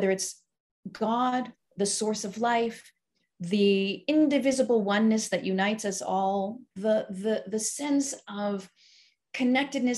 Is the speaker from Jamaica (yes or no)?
no; Montreal, Quebec, Canada; moved away; I grew up in the Orthodox community in Montreal